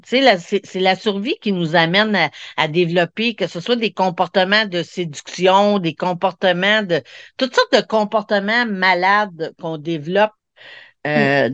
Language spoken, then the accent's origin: French; Montreal, Quebec, Canada; je suis venue au monde vraiment, là, pour ceux qui connaissent le, Corée-Saint-Louis au Québec, là, c'est vraiment la place dans les années où c'était le Red, le red Spot